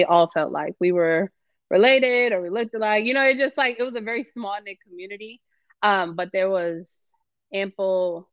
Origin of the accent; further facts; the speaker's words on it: Racine, Wisconsin, United States; moved away as an adult; also born or lived in Milwaukee, Wisconsin / Atlanta, Georgia; I grew up in Racine